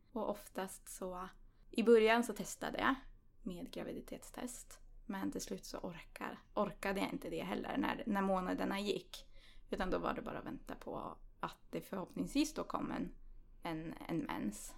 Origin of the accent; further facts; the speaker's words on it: Östersund, Jämtland, Sweden; Jag kommer från Östersund